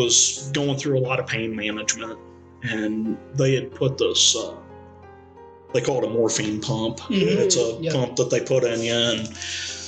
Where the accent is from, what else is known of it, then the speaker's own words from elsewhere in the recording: St. Louis, Missouri, United States; also born or lived in Arnold, Missouri; I grew up in St. Louis. When I was a young teenager, we moved to Arnold, which is south of St. Louis